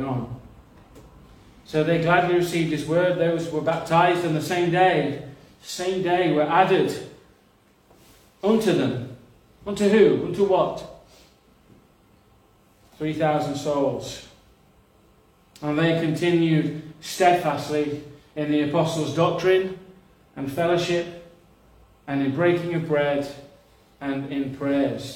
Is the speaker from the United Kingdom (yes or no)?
yes; Nottinghamshire, East Midlands, United Kingdom; I'm not from Yorkshire, but I'm from Nottinghamshire